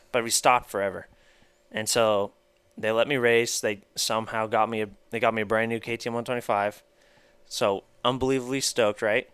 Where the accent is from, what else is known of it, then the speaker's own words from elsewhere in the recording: Marietta, United States; also born or lived in Texas; I was born in Texas, and a couple years, I think when I was two, my parents moved out to Marietta before, like when this was all dirt still